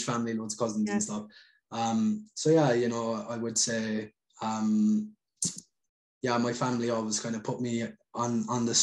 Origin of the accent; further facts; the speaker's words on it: Ireland; moved away as an adult; leave my hometown and travel. Like I left Ireland for like total probably about 7 years